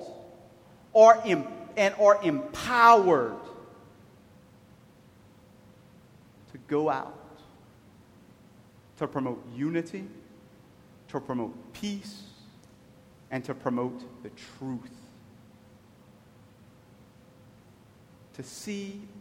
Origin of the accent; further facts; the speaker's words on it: Cajun, Louisiana, United States; I'm a Cajun